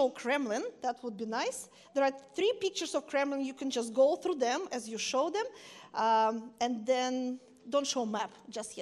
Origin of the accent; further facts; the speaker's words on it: Siberia, Russia; moved away as an adult; also born or lived in Moscow, Russia; me and Andre, we grew up in Siberia